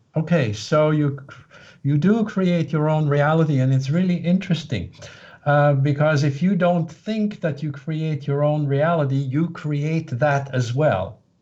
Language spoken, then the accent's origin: English; Switzerland; moved away as an adult; now in United States; I was born in Switzerland to a family that was very uh, left brain, linear, logical